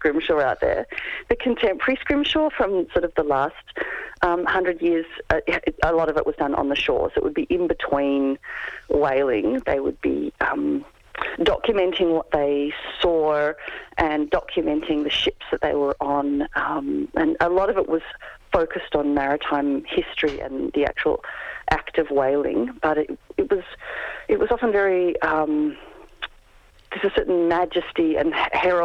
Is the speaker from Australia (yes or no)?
yes; Albany, Western Australia, Australia; I grew up in Albany, which was a whaling town before I was born.